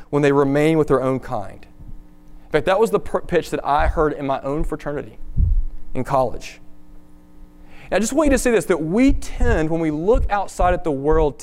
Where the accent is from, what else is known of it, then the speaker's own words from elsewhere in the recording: Tennessee, United States; my home state of Tennessee